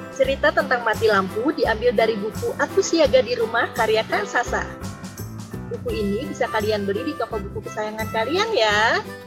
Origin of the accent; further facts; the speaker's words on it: Toulouse, Occitania, France; now in Cimahi, Indonesia; Saya lahir di Toulouse, Prancis dan sekarang tinggal di Cimahi.